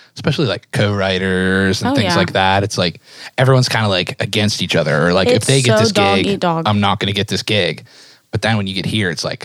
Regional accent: Pittsburgh, Pennsylvania, United States; now in Nashville, United States; I'm from Pittsburgh

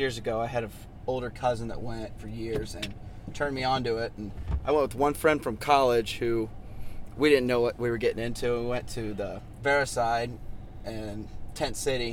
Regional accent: Indiana, United States; I'm from Indiana

